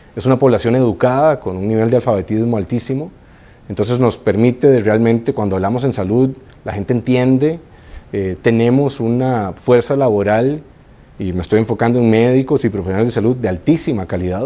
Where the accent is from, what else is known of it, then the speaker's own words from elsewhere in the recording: Costa Rica; yo soy orgullosamente costarricense